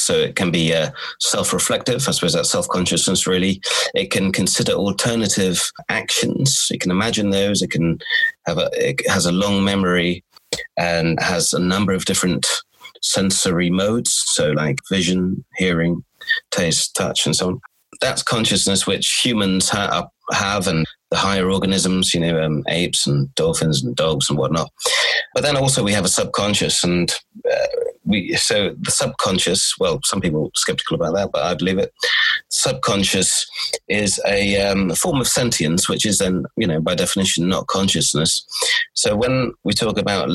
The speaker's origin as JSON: {"language": "English", "area": "Cornwall", "region": "South West England", "country": "United Kingdom", "tie": "born or raised there", "also_born_or_lived": "Sweden / London / Warwick / Exeter", "said": "I was born in Sweden. I was raised in Cornwall, which is southwest Britain."}